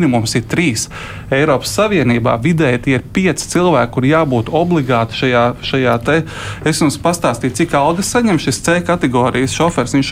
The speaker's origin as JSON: {"language": "Latvian", "region": "Zemgale", "country": "Latvia", "said": "es no Zemgals."}